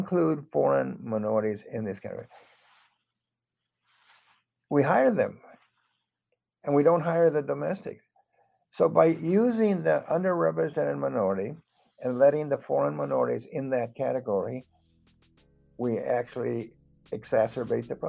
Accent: Los Angeles, California, United States; now in Houston, United States; I grew up in Los Angeles

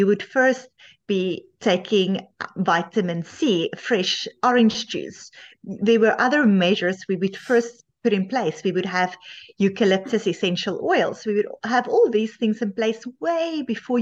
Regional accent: South Africa; moved away as an adult; now in Canada; I initially also studied medicine in South Africa

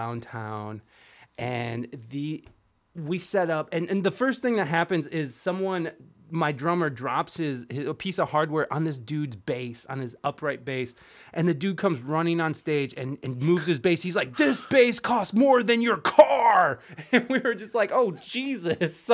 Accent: Toledo, Ohio, United States; I'm from Toledo, Ohio.

